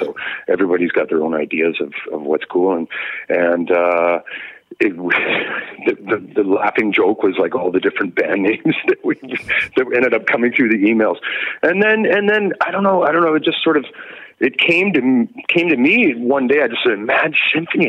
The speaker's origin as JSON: {"language": "English", "town": "Victoria", "region": "British Columbia", "country": "Canada", "tie": "born or raised there", "also_born_or_lived": "North Vancouver", "said": "I was born in North Vancouver, but I came up in the Victoria scene"}